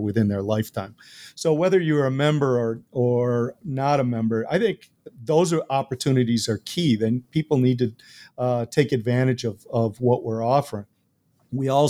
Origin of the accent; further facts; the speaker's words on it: Buffalo, New York, United States; having been born and raised near Buffalo, New York, you're born with Buffalo Bills blood.